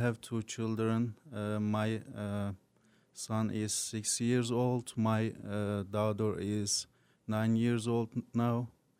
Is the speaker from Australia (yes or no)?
no; Turkey; English is a second language; moved away as an adult; now in Agawam, United States; I am from Turkey. I have been 8 years in the United States. I am living in Agawam right now